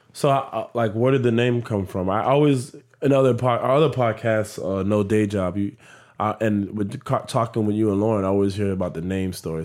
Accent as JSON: {"language": "English", "town": "Miami", "region": "Florida", "country": "United States", "tie": "born or raised there", "also_born_or_lived": "Broward County, Florida", "said": "my high school life, elementary to high school is it was a blessing. Like, that foundation of Southwest Miami"}